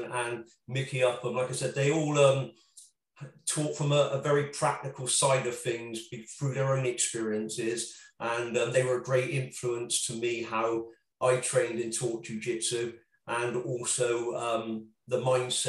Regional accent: Bristol, South West England, United Kingdom; Bristol particularly, my hometown

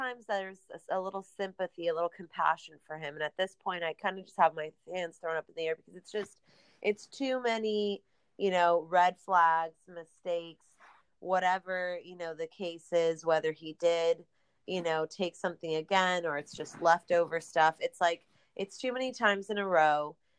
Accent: California, United States; I'm from California, and my family's all local, so I see them so often.

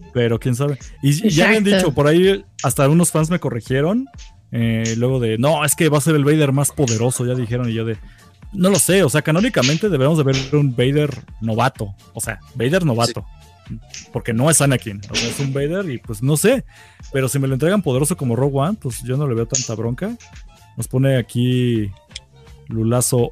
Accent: Mexico; somos mexicanos

